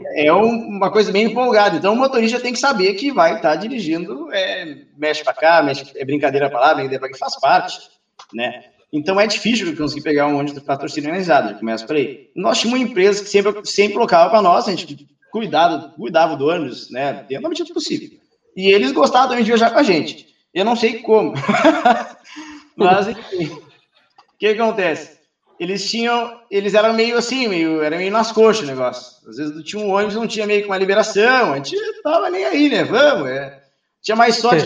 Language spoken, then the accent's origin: Portuguese; Pelotas, Rio Grande do Sul, Brazil; also born or lived in Cascavel; Eu não sou de Pelotas, nasci em Cascavel, meus pais são daqui, mas eu vim para cá com três anos de idade, então sou um pelotense centralizado, praticamente